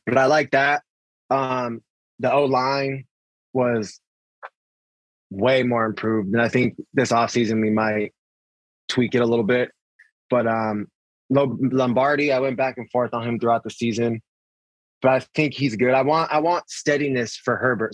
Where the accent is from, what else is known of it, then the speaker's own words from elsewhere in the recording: San Diego, California, United States; Born and raised in San Diego.